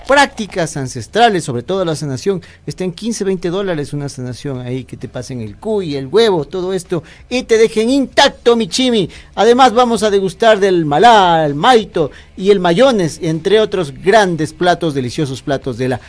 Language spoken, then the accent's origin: Spanish; Quito, Pichincha, Ecuador; yo soy de Quito